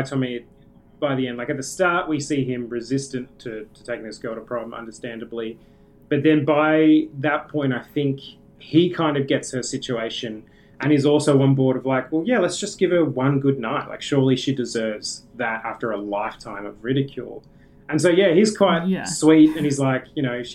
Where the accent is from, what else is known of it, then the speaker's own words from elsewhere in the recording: Australia; as an Australian